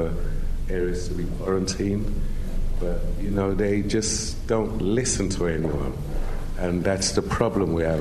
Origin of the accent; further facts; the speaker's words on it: Sierra Leone; I'm from Sierra Leone, but I've been back at least a year or so.